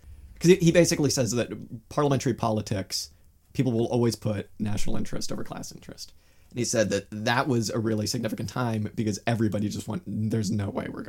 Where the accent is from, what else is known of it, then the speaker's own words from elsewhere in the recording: United States; as an American